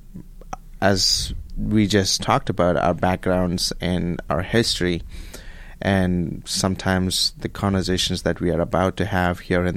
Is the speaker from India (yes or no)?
yes; Bengaluru, Karnataka, India; moved away as an adult; now in Abilene, United States; I am from India, from a city called